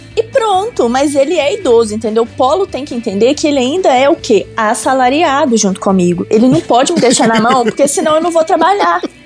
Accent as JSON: {"language": "Portuguese", "town": "Belo Horizonte", "region": "Minas Gerais", "country": "Brazil", "lives_now": "Sarzedo, Brazil", "said": "Eu sou de Belo Horizonte"}